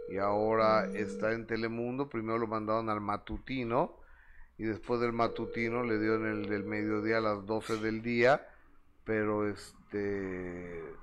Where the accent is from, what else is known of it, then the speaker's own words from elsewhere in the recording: Jalapa del Marqués, Oaxaca, Mexico; yo soy del Istmo de Jalapa, de Marqués, mi bello lugar.